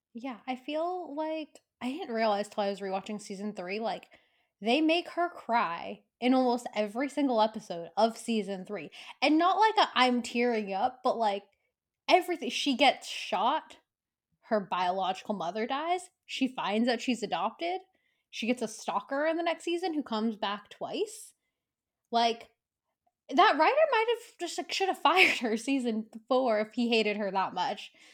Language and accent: English; California, United States; me growing up in California, very liberal, accepting, diversity